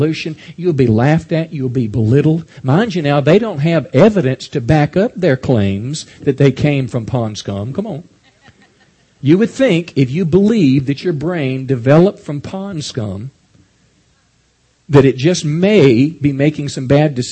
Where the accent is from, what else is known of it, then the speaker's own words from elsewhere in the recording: United States; as American people